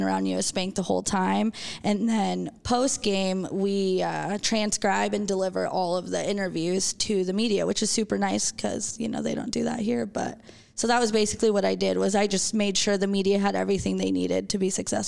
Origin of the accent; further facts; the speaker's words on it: Las Vegas, Nevada, United States; also born or lived in Denver, United States; I was born in Denver, but I grew up in Las Vegas.